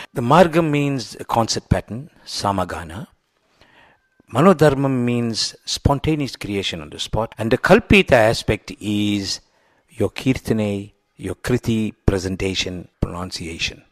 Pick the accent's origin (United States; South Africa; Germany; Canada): South Africa; as a foreigner, as a South African